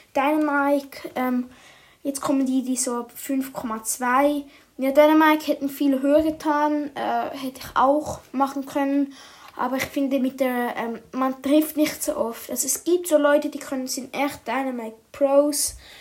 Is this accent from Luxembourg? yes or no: no; Switzerland; ich komme ja aus der Schweiz